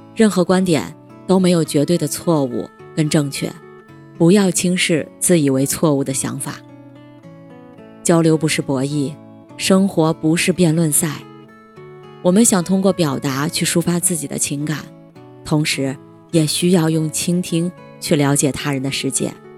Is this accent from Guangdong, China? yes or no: yes; Guangdong, China; 我是潮汕人